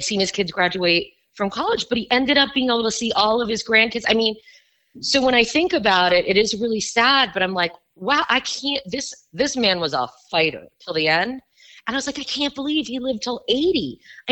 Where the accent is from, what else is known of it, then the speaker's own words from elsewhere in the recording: Miami, Florida, United States; moved away; I was born and raised in Miami, Florida.